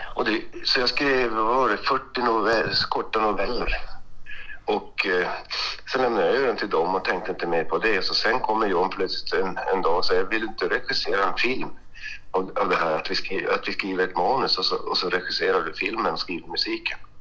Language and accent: Swedish; Luleå, Norrbotten County, Sweden; jag är från Luleå